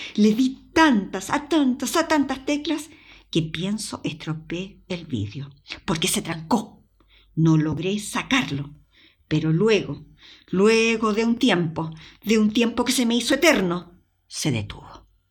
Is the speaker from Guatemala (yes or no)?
no; Chile; accent: Chilean; moved away as an adult; also born or lived in Madrid / Palma de Mallorca; now in Spain; Mi acento chileno